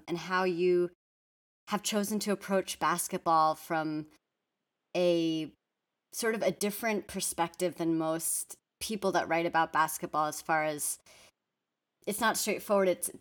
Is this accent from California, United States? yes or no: yes; Bay Area, California, United States; I grew up in the Bay Area.